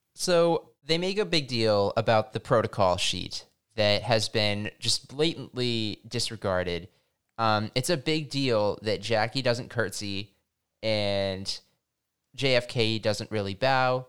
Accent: Massachusetts, United States; I grew up in Massachusetts

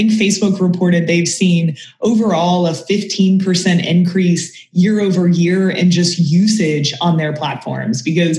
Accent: Kentucky, United States; You know, I'm from Kentucky and same thing. People are like, …, where'd your accent go?

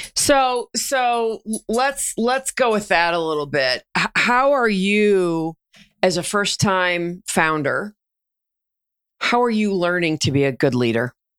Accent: Denver, Colorado, United States; Denver, my hometown

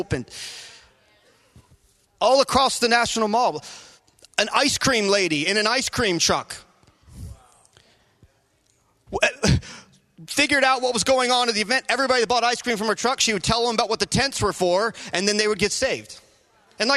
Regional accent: Virginia, United States; I'm from Virginia

